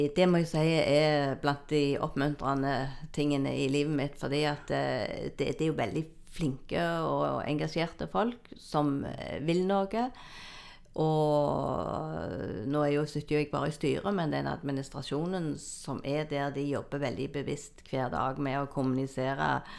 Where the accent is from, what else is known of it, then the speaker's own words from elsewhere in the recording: Jæren, Rogaland, Norway; jeg er oppvokst på Jæren, på gård.